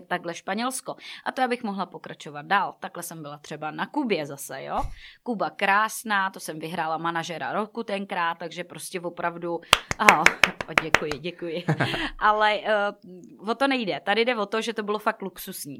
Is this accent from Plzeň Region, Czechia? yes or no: yes; Plzeň-South District, Plzeň Region, Czechia; já jsem z Plzně jihu